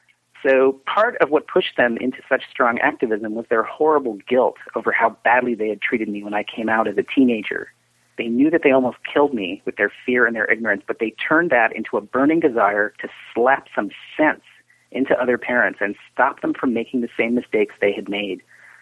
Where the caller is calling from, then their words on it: Portland, Oregon, United States; I'm calling from Portland, Oregon